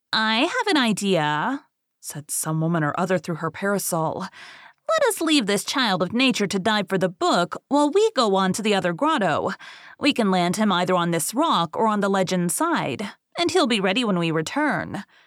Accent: Bible Belt, the South, United States; I'm from the South, um, Bible Belt

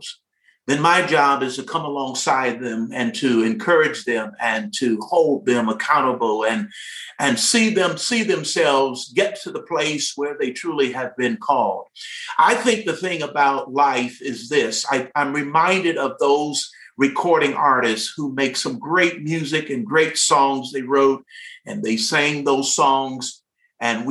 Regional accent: Detroit, Michigan, United States; I'm a product of Detroit, Michigan, of the city of Detroit, and attended school there at a great high school, Cass Technical High

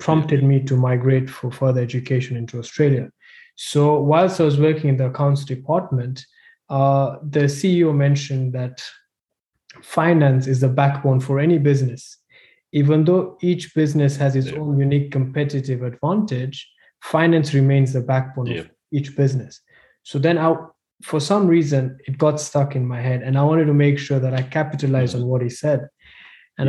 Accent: Nairobi, Kenya; moved away as an adult; also born or lived in South Africa; I'm from Nairobi, Kenya, born and bred Kenyan.

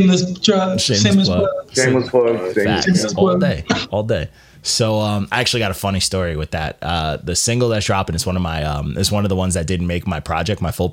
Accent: Elmont, New York, United States; I grew up in Elmont, I could walk to Queens

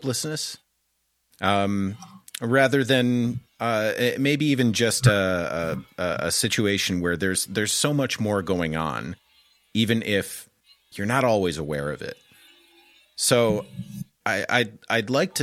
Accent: Michigan, United States; also born or lived in Colorado; now in California, United States; I'm in California now, but I'm originally from Michigan and then Colorado.

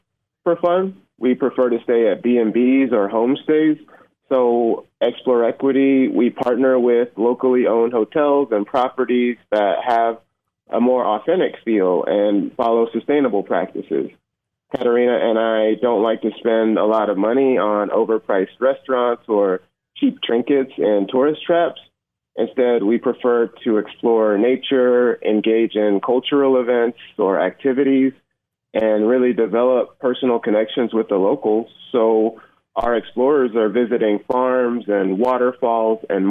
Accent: Atlanta, Georgia, United States; moved away as an adult; also born or lived in Iowa City, Iowa; I grew up in the Atlanta area, but I lived up and down the coast.

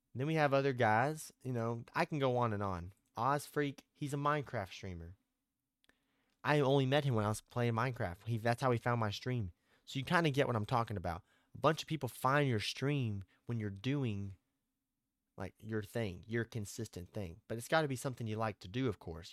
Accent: Arkansas, United States; I'm from Arkansas

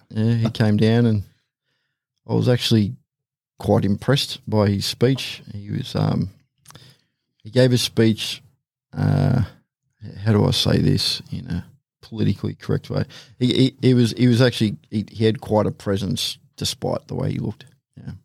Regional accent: the Hawkesbury, New South Wales, Australia; I grew up in the Hawkesbury, so it was supposed to say semi-rural, grew up on Acreage

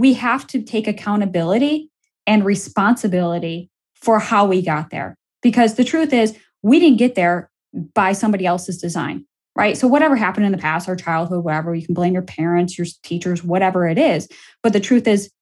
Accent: Buffalo, New York, United States; moved away; I headed it back to my hometown of Buffalo, New York

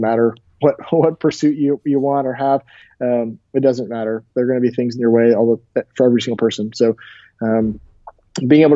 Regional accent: Tampa, Florida, United States; I went to the show in my hometown, Tampa, Florida

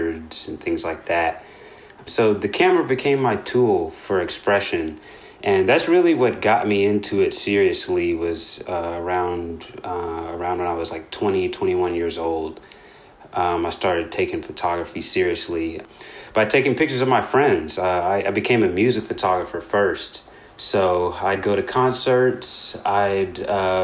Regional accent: Nashville, Tennessee, United States; moved away as an adult; also born or lived in Murfreesboro, Tennessee; now in Philadelphia, United States; I grew up in Nashville, Tennessee

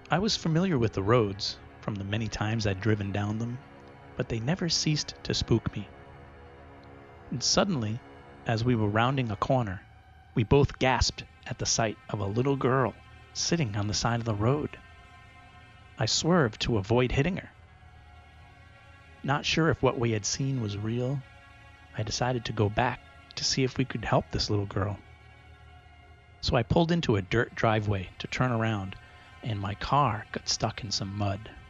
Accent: Rehoboth, Massachusetts, United States; There are two popular urban legends that most of us knew growing up near Rehoboth, Massachusetts.

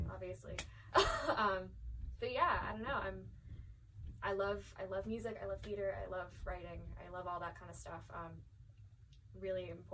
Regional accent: the New York part of New Jersey, United States; I'm from the New York part of New Jersey

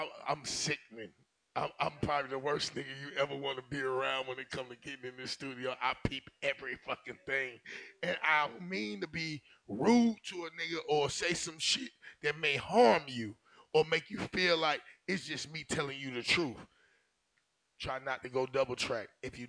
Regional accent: Alabama, United States; I come from Bama too.

